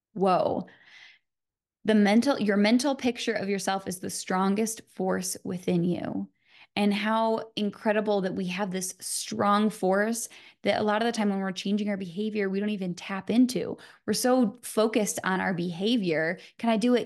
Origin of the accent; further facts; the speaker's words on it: Michigan, United States; I'm from Michigan